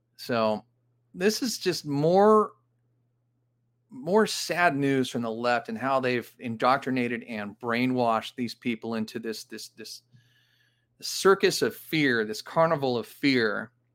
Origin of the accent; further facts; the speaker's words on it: Los Angeles, California, United States; This is in my hometown. This is where I grew up, Granada Hills, California